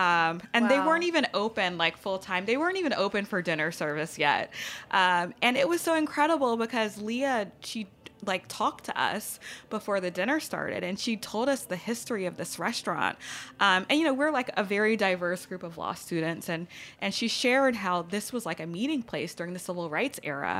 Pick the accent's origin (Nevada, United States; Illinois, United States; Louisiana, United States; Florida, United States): Louisiana, United States; Baton Rouge; moved away as an adult; also born or lived in Los Angeles; Born and raised in Baton Rouge, like birth until I left for college, and I went to school in L.A.